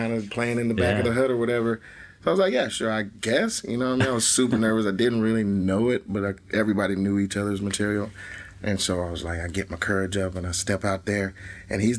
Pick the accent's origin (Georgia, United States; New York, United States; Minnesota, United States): Georgia, United States; Atlanta; also born or lived in Columbus, Ohio; I was born in Columbus, Ohio, but then my parents moved to Atlanta when I was like 9 months old because they had previously lived there and had my brother there. But my mom went to nursing school at Ohio State. Go Bucks. And yeah, they moved back right after they had me. And yeah, I was raised in Atlanta